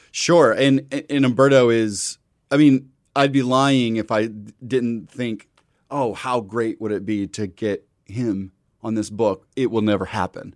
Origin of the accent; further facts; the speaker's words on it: Midwest, United States; I'm from the Midwest